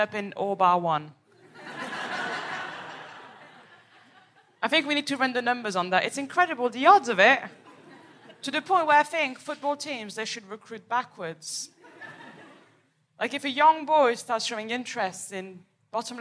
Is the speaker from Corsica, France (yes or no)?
no; Paris, Île-de-France, France; moved away; I am from Paris, from the outskirts